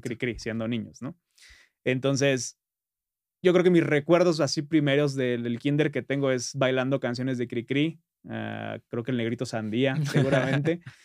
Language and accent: Spanish; northern Valley of Mexico, State of Mexico, Mexico; los que somos de, de Tlatizapan, Tlatizapán, este, municipios hermanos, o en general de la zona norte